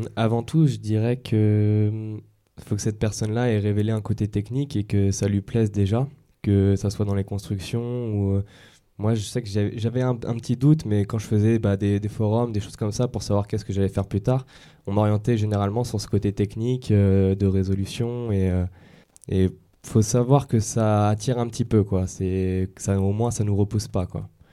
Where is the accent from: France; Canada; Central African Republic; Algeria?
France; Yvelines, Île-de-France; moved away as an adult; also born or lived in Dijon; je suis parti des Yvelines à Dijon, en province